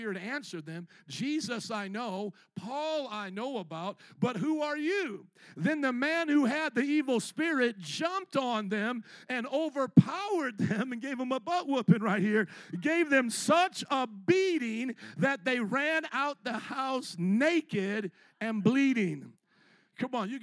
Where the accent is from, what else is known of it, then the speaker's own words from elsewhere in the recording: Midwest, United States; I was raised in the Midwest